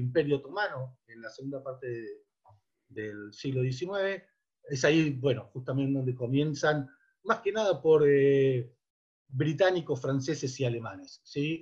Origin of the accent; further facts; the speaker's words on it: Buenos Aires, Argentina; crecí y me crié en Avellaneda y Nazca